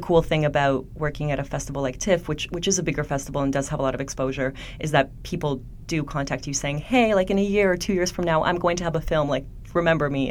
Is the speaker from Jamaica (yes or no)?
no; Poland; now in Canada; I grew up in Poland. I'm an immigrant to Canada